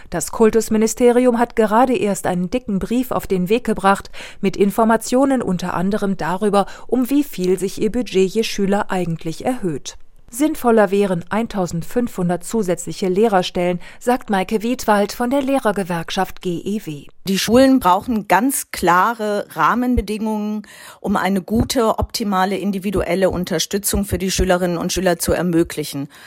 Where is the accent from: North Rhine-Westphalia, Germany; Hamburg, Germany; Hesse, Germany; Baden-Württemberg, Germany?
Hesse, Germany; Wetter; Da frage ich mich natürlich als Hessin, was genau da jetzt drinne stehen soll. Also in der hessischen Landesverfassung müsste ja hessisch drinne stehen. Und als Wettererin weiß ich überhaupt nicht mehr